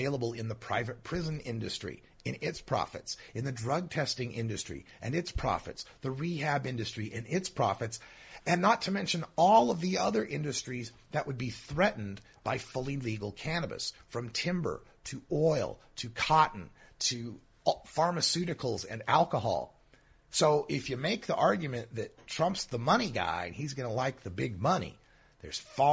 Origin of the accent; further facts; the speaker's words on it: Idaho, United States; my home state of Idaho